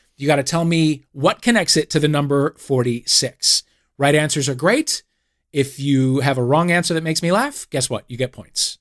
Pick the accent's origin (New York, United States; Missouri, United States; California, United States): Missouri, United States; St. Louis; Saint Louis, my hometown